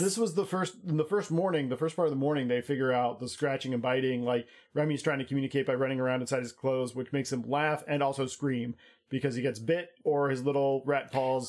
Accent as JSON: {"language": "English", "country": "United States", "said": "I'm American"}